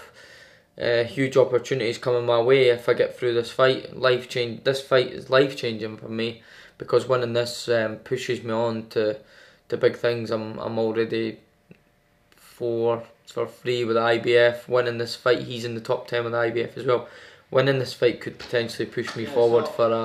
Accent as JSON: {"language": "English", "town": "Edinburgh", "region": "Scotland", "country": "United Kingdom", "said": "We're both Scottish, we're both from Edinburgh"}